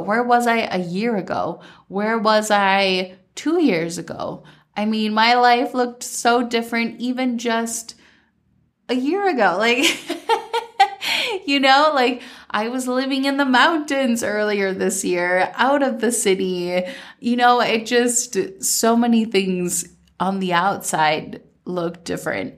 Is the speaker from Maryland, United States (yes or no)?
no; Minnesota, United States; growing up in Minnesota